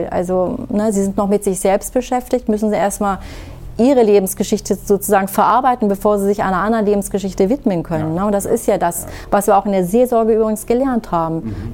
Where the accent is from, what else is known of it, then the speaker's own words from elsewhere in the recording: Syria; now in Germany; sie ja anders als ich hier geboren sind, mhm. ne, {S255} mhm. {S0} kann ich denen ja nicht erzählen, ja, wir kommen aus Syrien. In Syrien ist ja. das so.